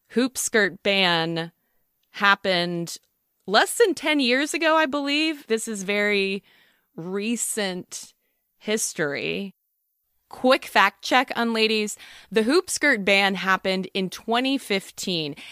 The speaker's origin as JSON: {"language": "English", "town": "Athens", "region": "Georgia", "country": "United States", "tie": "born or raised there", "said": "I grew up in Athens, home of the University"}